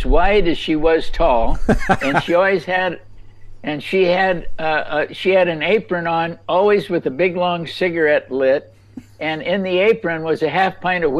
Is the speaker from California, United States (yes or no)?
yes; Los Angeles, California, United States; now in North Carolina, United States; I grew up actually in Los Angeles